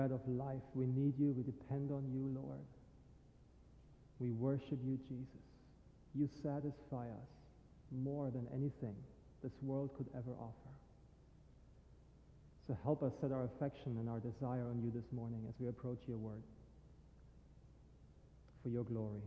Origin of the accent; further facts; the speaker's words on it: Germany; now in St. Augustine, United States; I am originally from Germany